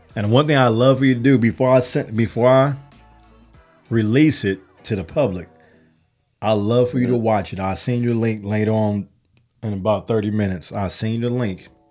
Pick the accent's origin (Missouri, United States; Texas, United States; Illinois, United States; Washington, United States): Illinois, United States; Chicago; I'm from Chicago.